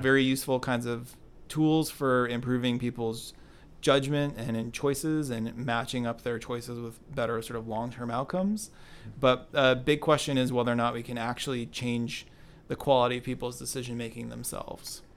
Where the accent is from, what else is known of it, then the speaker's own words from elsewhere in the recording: Binghamton, New York, United States; now in Cambridge, United States; Binghamton, New York, and grew up there.